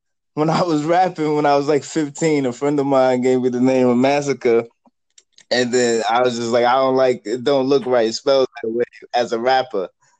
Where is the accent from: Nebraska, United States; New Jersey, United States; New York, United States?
New York, United States; New York City; also born or lived in Bronx, New York; Like the area I grew up in Southside, that like that, you know, that's where like … all them from.